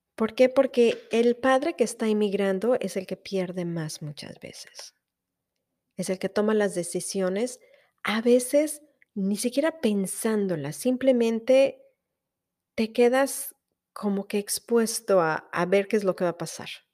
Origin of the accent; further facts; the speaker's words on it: Mexico; moved away as an adult; yo soy mexicana y que estoy orgullosa de ser mexicana